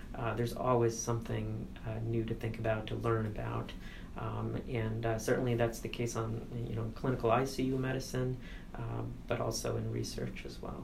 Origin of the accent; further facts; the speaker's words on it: United States; also born or lived in India (ancestry); I'm an Indian American first generation growing up in two different worlds